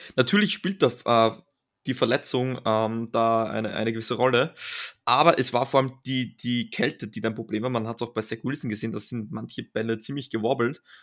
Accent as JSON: {"language": "German", "country": "Austria", "said": "als Österreicher"}